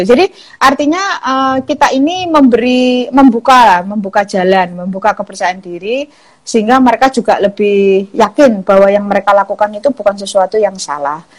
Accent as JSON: {"language": "Indonesian", "region": "Java", "country": "Indonesia", "said": "saya sendiri juga dari Jawa"}